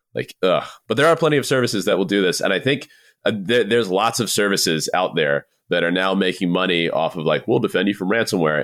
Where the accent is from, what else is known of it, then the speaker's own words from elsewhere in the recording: Southeast, United States; moved away; I'm originally from the Southeast